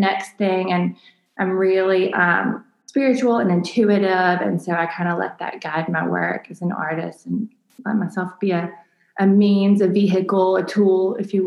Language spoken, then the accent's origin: English; Mobile, Alabama, United States; Mobile is my home, born and raised here